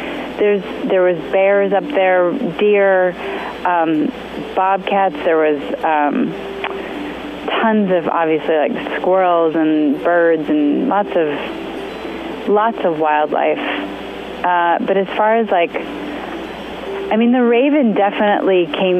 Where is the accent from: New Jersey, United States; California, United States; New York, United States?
California, United States; Topanga; I grew up in Topanga Canyon, which I was fortunate to grow up, you know, with coyotes howling at night and lots of nature around